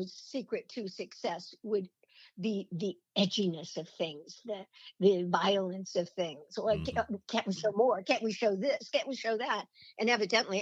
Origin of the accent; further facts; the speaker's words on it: Long Beach, California, United States; also born or lived in Baldwin Hills, California / Beverly Hills, California; I'm a suburban girl, I was born in Long Beach and in California, and we lived in Baldwin Hills and we lived in Beverly Hills